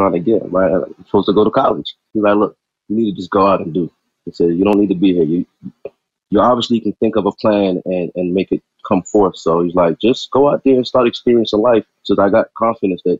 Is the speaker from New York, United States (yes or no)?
yes; New York City, New York, United States; moved away as an adult; now in South Carolina, United States; I grew up in Brooklyn all the way till I graduated high school